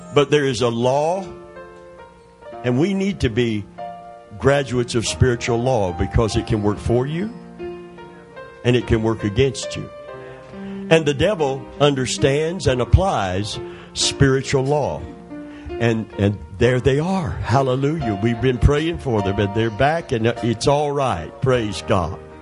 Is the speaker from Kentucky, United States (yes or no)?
yes; Kentucky, United States; I'm from Kentucky